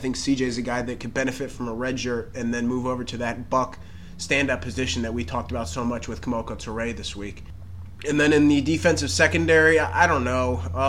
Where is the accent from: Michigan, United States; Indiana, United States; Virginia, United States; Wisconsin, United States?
Virginia, United States; now in New Jersey, United States; I grew up on that in Virginia.